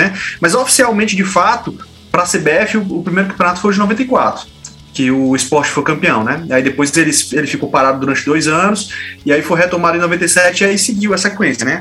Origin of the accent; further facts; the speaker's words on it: Ceará, Brazil; also born or lived in São Luís, Maranhão; a gente aqui no, no Nordeste